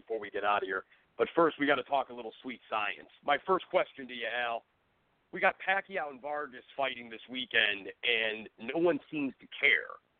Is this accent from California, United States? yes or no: no; Cleveland, Ohio, United States; my hometown of Cleveland